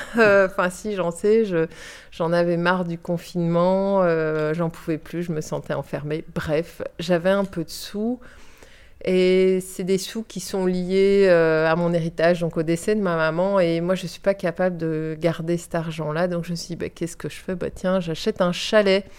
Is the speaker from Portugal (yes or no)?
yes; Portugal; moved away as an adult; also born or lived in Brussels, Belgium; now in Viroinval, Belgium; je suis née à Bruxelles d'un papa portugais, d'une maman française. Et suite à la chute de la dictature au Portugal, on a été vivre au Portugal. Donc j'ai vécu de mes 4 ans à mes 18 ans